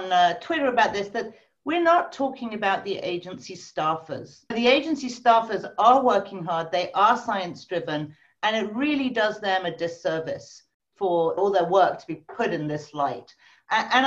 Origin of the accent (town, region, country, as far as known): United Kingdom; accent: British